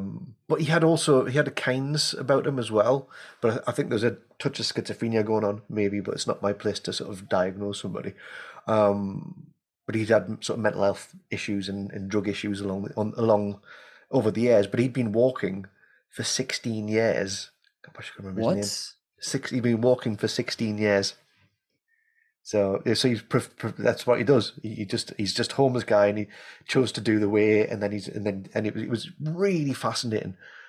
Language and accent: English; England, United Kingdom; I'm from England.